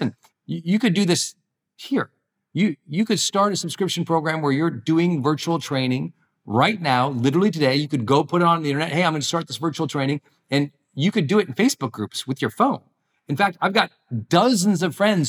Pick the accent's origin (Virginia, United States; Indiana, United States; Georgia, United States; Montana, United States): Montana, United States; moved away; my home state where I grew up in Montana